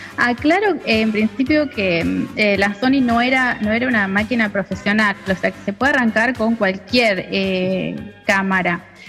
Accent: Junín, Buenos Aires Province, Argentina; now in San Nicolás de los Arroyos, Argentina; soy argentina, eh, nací en Junín, provincia de Buenos Aires, y actualmente estoy viviendo en San Nicolás de los Arroyos

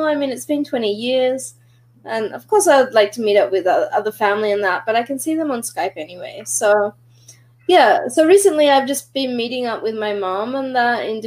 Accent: Australia; I don't even associate my accent with being Australian or anything like that, right?

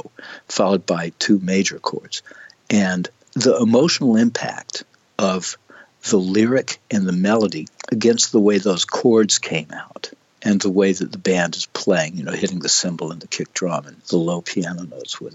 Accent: United States; being American

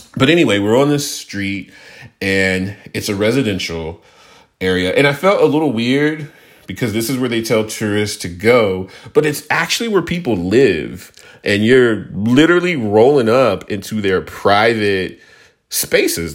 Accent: Houston, Texas, United States; I grew up in Houston

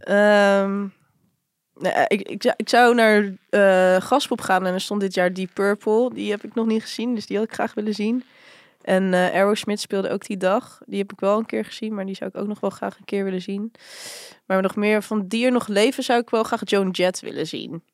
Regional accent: Barendrecht, South Holland, Netherlands; ik kom eigenlijk oorspronkelijk uit Barendrecht

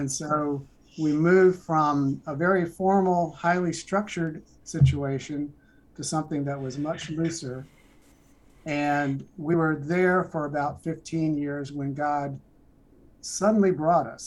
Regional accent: North Carolina, United States; I was born and raised in North Carolina, went to school there

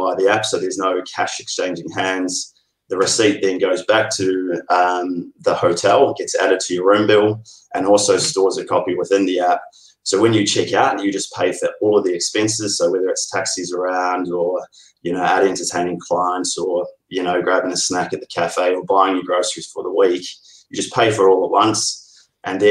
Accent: Oamaru, Otago, New Zealand; now in Melbourne, Australia; originally from Oamaru. Been living in Melbourne since 2005

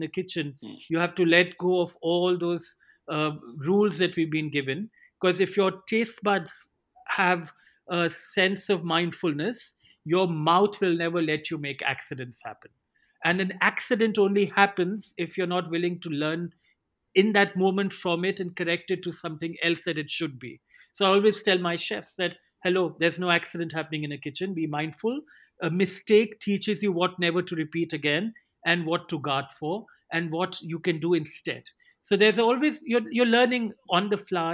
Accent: India; I saw growing up in India

